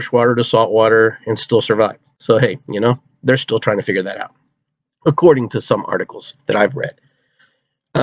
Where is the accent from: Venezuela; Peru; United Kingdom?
Peru; now in United States; I'm from Peru.